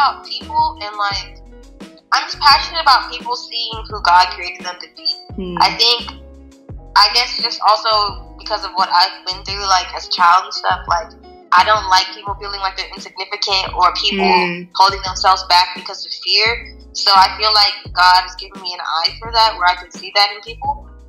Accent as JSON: {"language": "English", "country": "Nigeria", "said": "I guess being Nigerian just helped me relate to people better, because I'm just not in one cultural mindset"}